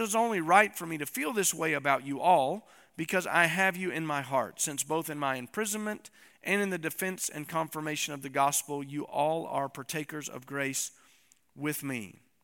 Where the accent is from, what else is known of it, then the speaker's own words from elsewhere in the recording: East Tennessee, United States; I'm from East Tennessee